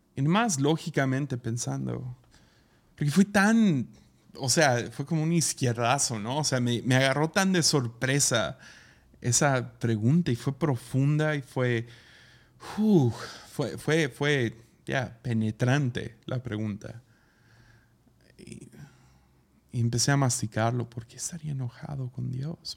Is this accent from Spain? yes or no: no; Tepic, Nayarit, Mexico; Pues ahí del sobaco de México, en Tepic.